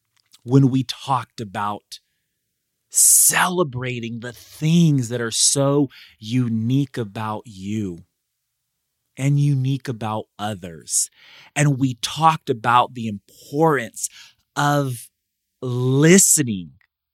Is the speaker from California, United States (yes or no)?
yes; Madera, California, United States; I was one of those students. I grew up in Madera, like, I was in the cafeteria where I spoke, you know, every month for 4 years of my life, more like every week.